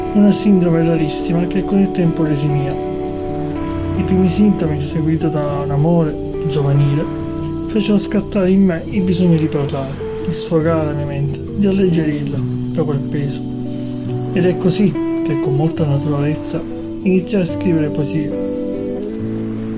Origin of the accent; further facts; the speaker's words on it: Sicily, Italy; Da buon siciliano